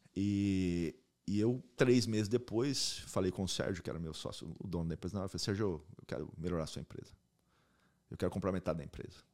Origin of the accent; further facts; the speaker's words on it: Maringá, Paraná, Brazil; moved away as an adult; also born or lived in Spain; now in United States; Eu nasci em Maringá, sou maringaense